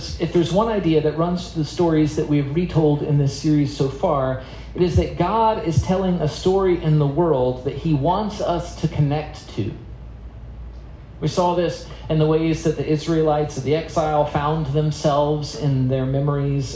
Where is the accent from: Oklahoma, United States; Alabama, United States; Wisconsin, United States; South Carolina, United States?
South Carolina, United States; also born or lived in Florida; now in Maryland, United States; I grew up in South Carolina.